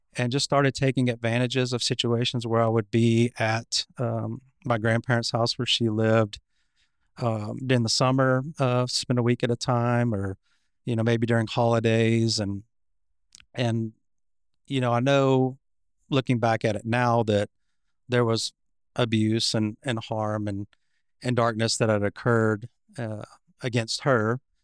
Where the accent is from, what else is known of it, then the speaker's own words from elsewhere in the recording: Fort Worth, Texas, United States; I was born in Fort Worth, Texas, Cowtown